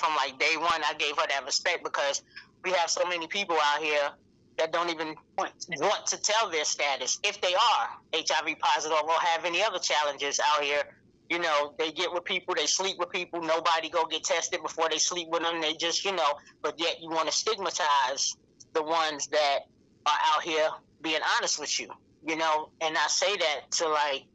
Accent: New York City, New York, United States; moved away as an adult; also born or lived in North Carolina; now in Greenville, United States; I'm from New York City, born and raised, Harlem

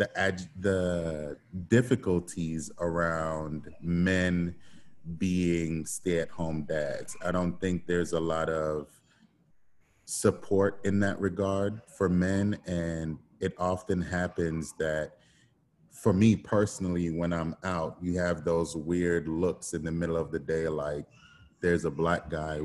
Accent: Port Maria, Saint Mary, Jamaica; I am from Trinityland in Port Maria, St. Mary, Jamaica. I grew up in the mountains.

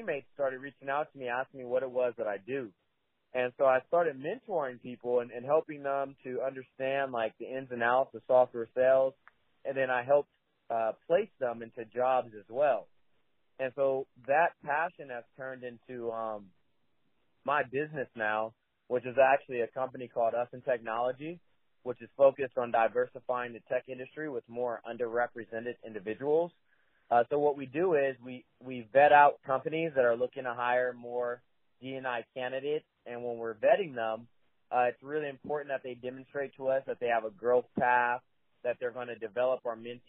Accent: Richmond, California, United States; Originally, I'm from the East Bay. I was raised by a single mom and a little city called Richmond. It's not too far from Oakland

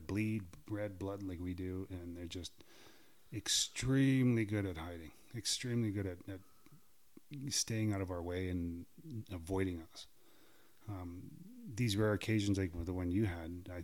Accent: Saskatchewan, Canada; now in British Columbia, Canada; because I'm not from British Columbia. I'm from Saskatchewan.

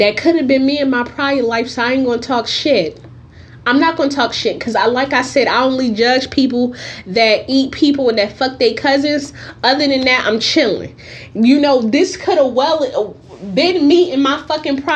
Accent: Newark, New Jersey, United States; now in California, United States; I am from Newark, New Jersey. I currently live in the state of California.

